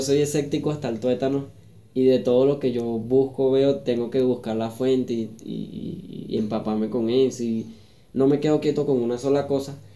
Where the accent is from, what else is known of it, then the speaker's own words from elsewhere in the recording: Venezuela; moved away; nosotros como venezolanos